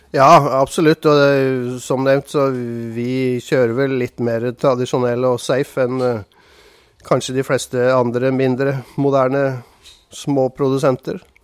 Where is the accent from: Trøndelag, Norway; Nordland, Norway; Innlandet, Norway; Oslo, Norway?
Oslo, Norway; moved away as an adult; also born or lived in Randers, Denmark; now in Arendal, Norway; Jeg kommer fra Oslo